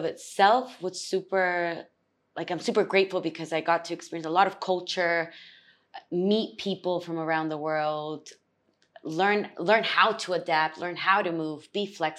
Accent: Chile; also born or lived in Peru; Yes, I am Chilean, but I was born in Peru.

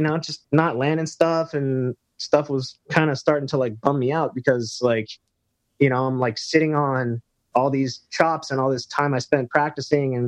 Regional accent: Thousand Oaks, California, United States; I grew up in Southern California in Newbury Park or Thousand Oaks

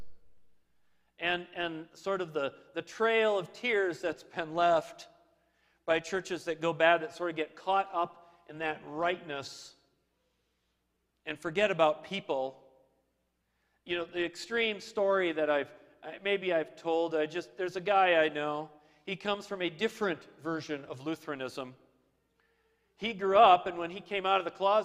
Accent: Minnesota, United States; I grew up in Minnesota

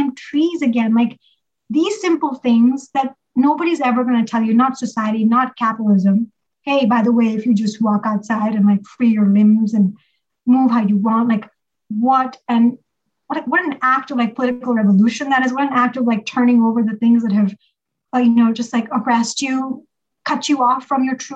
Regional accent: Pakistan; now in United States; growing up in Pakistan

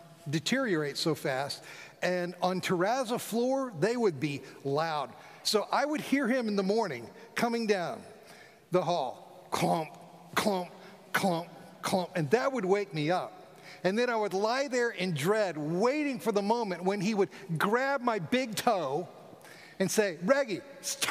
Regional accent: South Florida, United States; I grew up in South Florida

